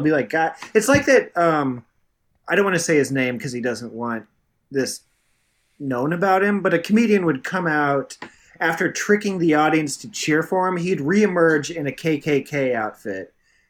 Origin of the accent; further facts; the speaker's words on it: New York, United States; I'm a New Yorker.